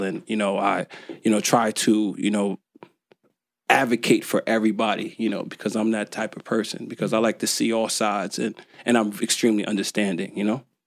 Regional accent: Newark, New Jersey, United States; also born or lived in Irvington, New Jersey; I was born and raised in the U.S. Like I said, I was born in Newark, Ivy Hill Projects.

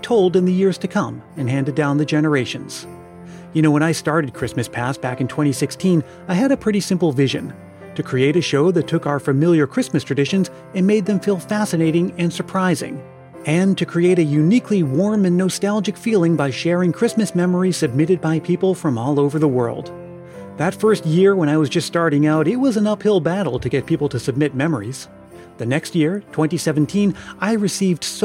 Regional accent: Stoughton, Massachusetts, United States; I grew up in New England, Stoughton, Massachusetts, to be exact

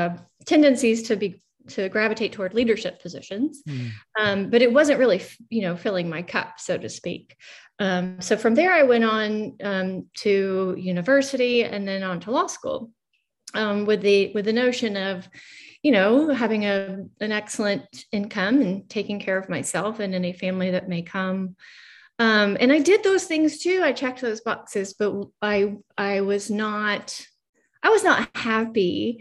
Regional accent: Australia; born there; I was born in Australia, in a hippie community, right? So we lived off the grid, no electricity or running water.

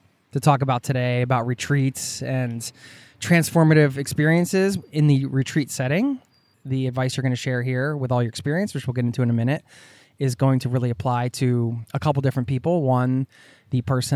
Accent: Philadelphia suburbs, Pennsylvania, United States; a guy who grew up in the suburbs in Philadelphia, suburban kid

